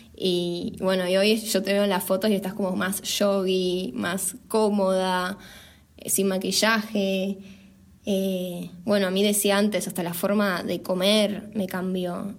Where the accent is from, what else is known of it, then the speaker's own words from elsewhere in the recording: Buenos Aires, Argentina; moved away as an adult; nosotras dos somos de Capital Federal